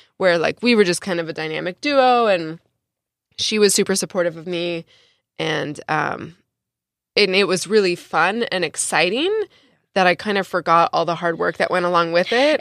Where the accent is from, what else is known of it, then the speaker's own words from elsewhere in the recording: San Diego, California, United States; my first job ever in San Diego, and I'm from San Diego